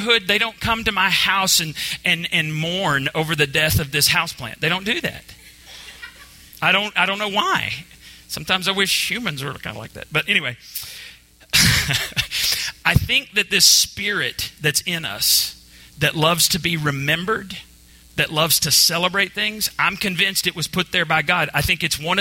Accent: Borger, Texas, United States; moved away; my best friend from back home, where I grew up with in Borger

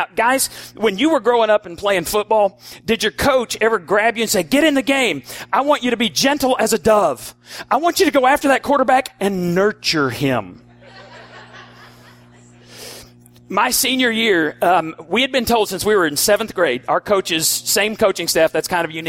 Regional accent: Borger, Texas, United States; We're from Borger.

